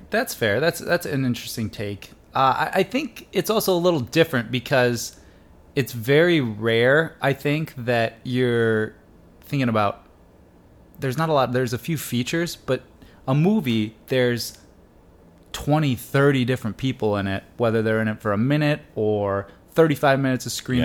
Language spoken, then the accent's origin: English; Detroit area, Michigan, United States; the Tigers because they were my hometown team